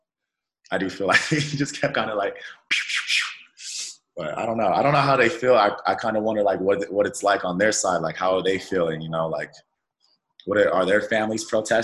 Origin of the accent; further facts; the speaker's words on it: Colorado Springs, Colorado, United States; also born or lived in Pomona, California; Well, I was born in California, in Pomona. I don't know the California too well, because I grew up in Colorado Springs.